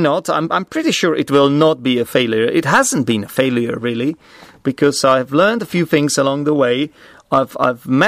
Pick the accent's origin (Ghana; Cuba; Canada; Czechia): Czechia; English is a second language; I'm obviously Czech. English is not my first language